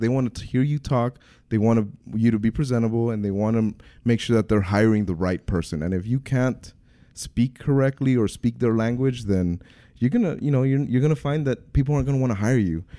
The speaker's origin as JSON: {"language": "English", "town": "Brownsville", "region": "Texas", "country": "United States", "tie": "born or raised there", "also_born_or_lived": "Nicaragua", "said": "I grew up in Brownsville. I'm originally from Nicaragua, so I'm the American immigrant story"}